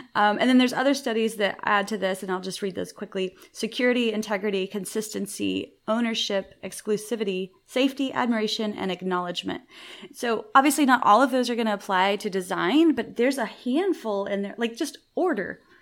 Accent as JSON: {"language": "English", "region": "the South", "country": "United States", "lives_now": "Waco, United States", "said": "I'm from the South, so I, it's in my vernacular."}